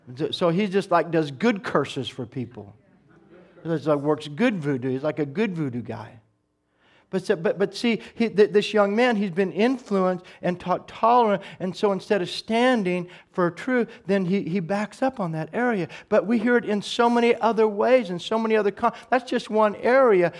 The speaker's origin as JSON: {"language": "English", "country": "United States", "said": "as an American"}